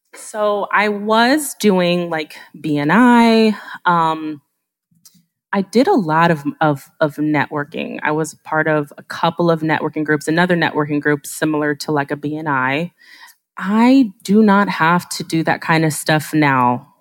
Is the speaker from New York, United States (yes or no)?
no; Ohio, United States; also born or lived in South Korea; I'm from Ohio